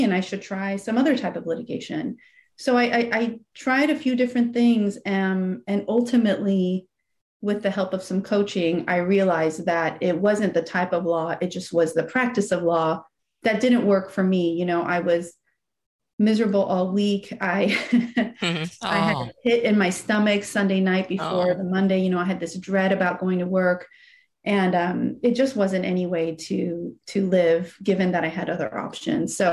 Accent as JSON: {"language": "English", "region": "California", "country": "United States", "tie": "born or raised there", "also_born_or_lived": "Iran / Paris, France / San Francisco", "second_language": "English", "said": "my mom and I moved to the States, to California, where my mom had some family. So then that was in the third grade, I started to learn my third language, which was English"}